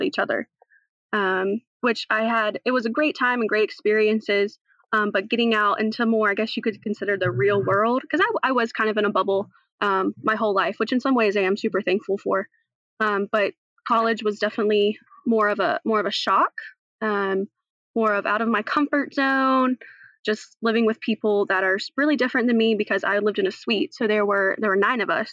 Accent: North Carolina, United States; also born or lived in Nashville, Tennessee; I'm originally from Nashville, Tennessee, actually, where I was born. And then I moved over to North Carolina, where I've been since I was about 3

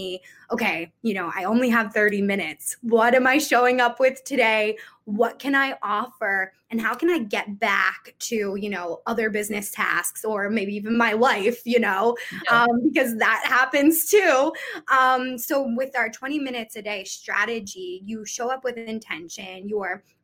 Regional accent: Philadelphia, Pennsylvania, United States; I'm from Philadelphia

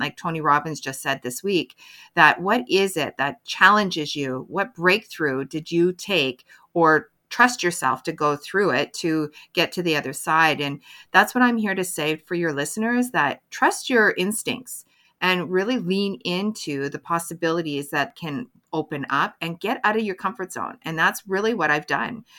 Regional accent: Canada; I'm a Canadian mental health advocate

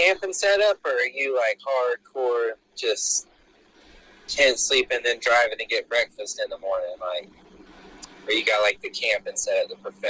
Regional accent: Florida, United States; also born or lived in South Carolina / North Carolina; I was born in Florida, but my dad, we moved around for his work growing up, and I spent some years at the border because that was where we were at the time. But I've been from you know, different parts of Florida up to South Carolina

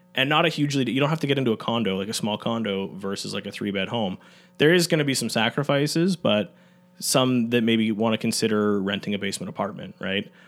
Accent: Newmarket, Ontario, Canada; I'm, uh, born and raised in Newmarket

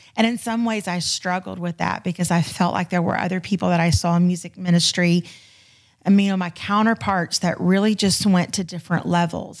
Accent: Florida, United States; moved away as an adult; now in Houston, United States; I'm originally a Florida girl. So I was born and raised in Florida and we moved out to Houston, um, in October of twenty fourteen.

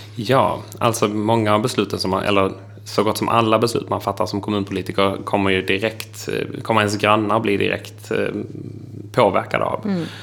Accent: Trelleborg, Skåne, Sweden; accent: Scanian; now in Älvsbyn, Sweden; jag pratar skånska för att jag är född i Trelleborg, eh, har vuxit upp på landsbygden utanför Trelleborg men bor nu i Älvsbyn i Norrbotten.

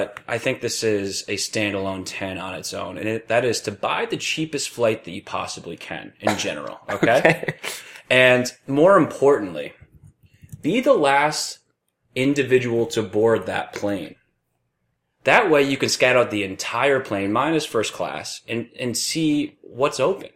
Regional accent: East Coast, United States; moved away; I grew up in the East Coast.

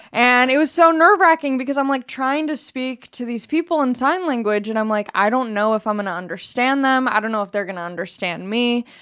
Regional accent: United States; as an American

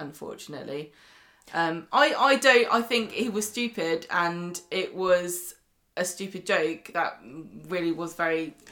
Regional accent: Scotland, United Kingdom; accent: Scottish; it's my accent

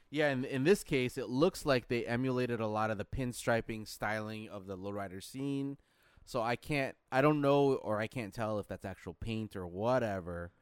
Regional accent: Philippines; moved away; my home country, the Philippines

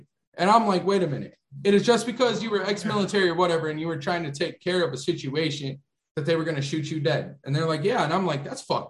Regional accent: Texarkana, Texas, United States; moved away; also born or lived in Rockford, Illinois; I'm from Texarkana, Texas, and then I moved to Rockford, Illinois.

